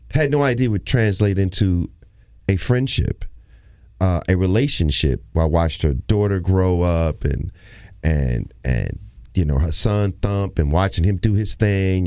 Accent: Houston, Texas, United States; moved away; I'm from Houston

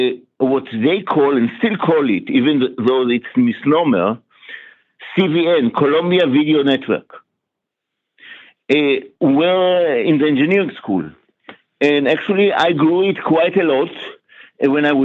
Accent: Israel; moved away as an adult; also born or lived in New York, United States; now in Atlanta, United States; I was born in Israel, and I lived my first 25 years in Israel.

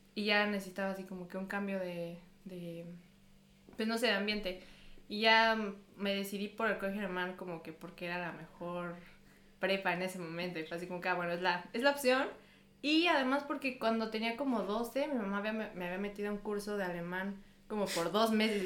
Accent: Mexico; moved away as an adult; now in Munich, Germany; Vengo de México

